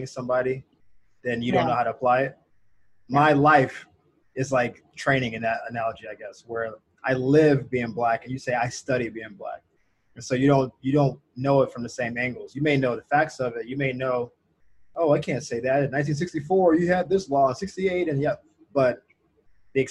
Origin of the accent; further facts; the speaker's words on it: the South, United States; I grew up poor in the South